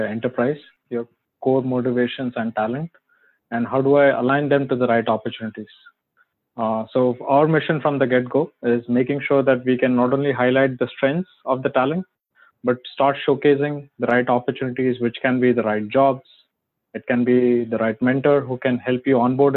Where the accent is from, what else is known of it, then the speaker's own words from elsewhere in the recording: Mumbai, Maharashtra, India; moved away; I grew up in a place in Mumbai. I grew up there for 20 years.